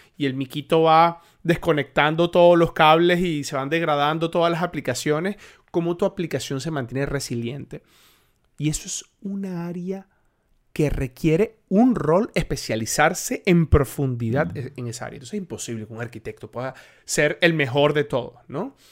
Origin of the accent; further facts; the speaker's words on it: Colombia; also born or lived in Venezuela; también soy colombiano